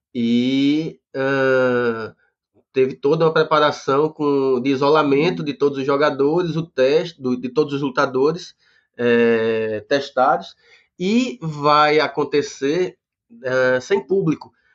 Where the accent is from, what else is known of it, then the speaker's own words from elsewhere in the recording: Recife, Pernambuco, Brazil; eu sou do, do Recife também